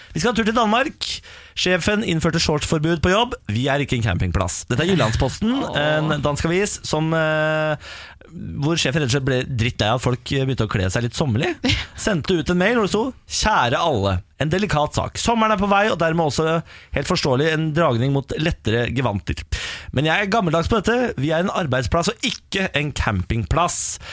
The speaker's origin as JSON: {"language": "Norwegian", "town": "Moss", "region": "Østfold", "country": "Norway", "said": "jeg er jo eh, fra Moss"}